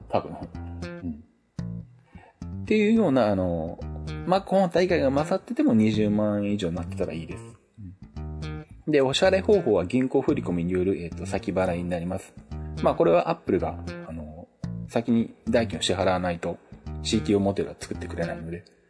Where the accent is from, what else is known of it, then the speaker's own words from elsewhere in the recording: Shizuoka, Japan; 地元静岡の SBS ラジオ